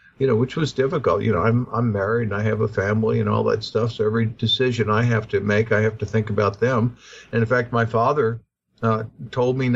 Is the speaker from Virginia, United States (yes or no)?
no; Lake Pontchartrain, Louisiana, United States; I grew up sailing on Lake Pontchartrain as a child